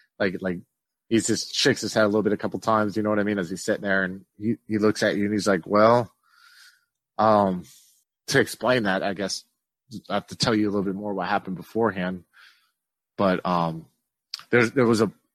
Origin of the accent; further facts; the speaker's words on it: Bismarck, North Dakota, United States; moved away; growing up in Bismarck, where you guys are from, where I haven't been in a long time